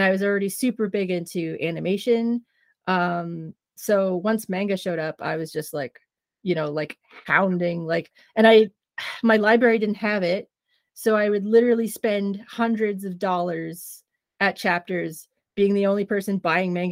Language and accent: English; Trenton, Ontario, Canada; I grew up in the middle of redneck country, Trenton, Ontario